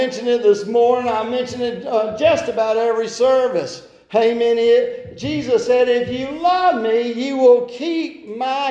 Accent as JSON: {"language": "English", "country": "United States", "said": "to be an American"}